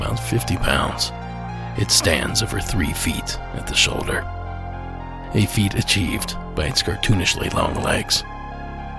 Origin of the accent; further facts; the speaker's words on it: Ohio, United States; moved away; just outside my hometown